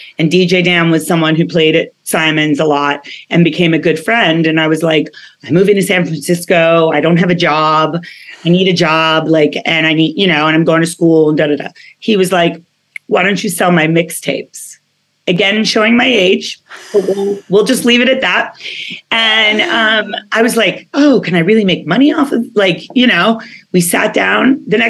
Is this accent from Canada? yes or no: no; United Kingdom; born there; because I was born in England. I know it doesn't sound like it.